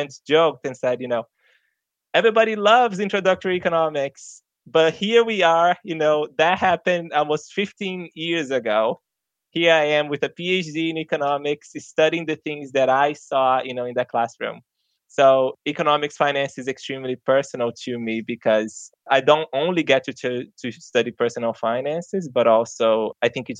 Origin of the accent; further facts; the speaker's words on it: Brazil; English is a second language; moved away as an adult; now in United States; I grew up very low income in Brazil.